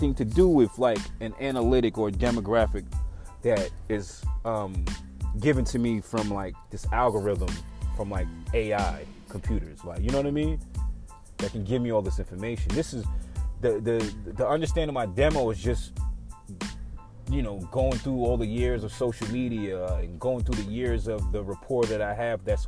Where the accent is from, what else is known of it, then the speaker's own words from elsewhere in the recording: New York, United States; I'm from New York, but I was never considered that obnoxious New Yorker.